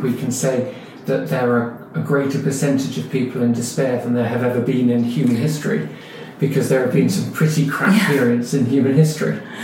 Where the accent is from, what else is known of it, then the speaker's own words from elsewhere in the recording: London, United Kingdom; I was born in London, I was born in Muswell Hill, Whittington Hospital from Haringey. My life was standard British London life